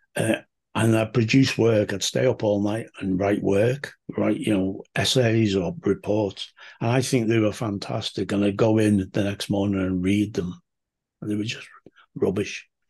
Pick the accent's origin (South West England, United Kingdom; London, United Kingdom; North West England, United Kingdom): North West England, United Kingdom; Liverpool; I'm from Liverpool in the U K